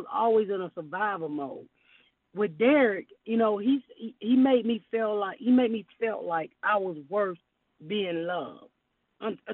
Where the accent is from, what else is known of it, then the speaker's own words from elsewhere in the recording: Atlanta, Georgia, United States; I'm from Atlanta